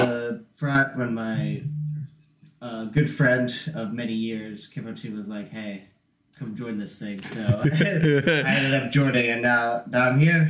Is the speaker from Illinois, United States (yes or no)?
no; Fresno, California, United States; So I'm from Fresno, California. I was born and raised there, basically. I go to Fresno State, music ed major